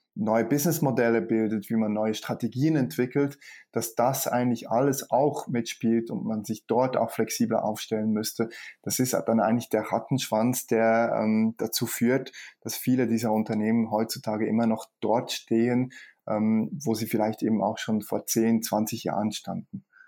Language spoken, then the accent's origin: German; Switzerland; bei uns in der Schweiz